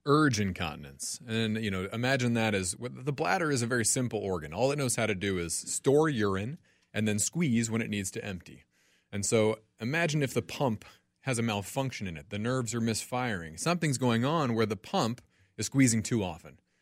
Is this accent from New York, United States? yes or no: no; Franklin, Tennessee, United States; moved away as an adult; now in Minnesota, United States; I'm originally from Tennessee, a town south of Nashville called Franklin.